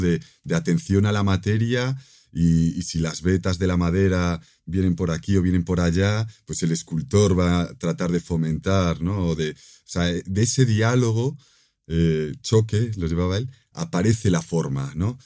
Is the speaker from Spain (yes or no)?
yes; Galicia, Spain; mi tierra natal, en, Galicia